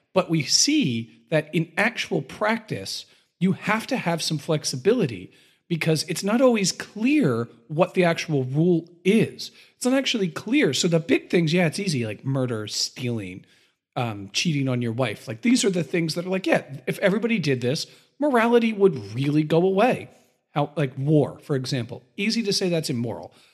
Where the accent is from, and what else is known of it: United States